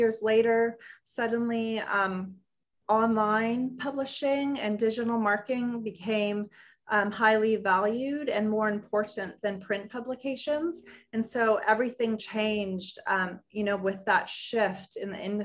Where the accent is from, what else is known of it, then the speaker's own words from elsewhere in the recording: Los Angeles, California, United States; I grew up in Los Angeles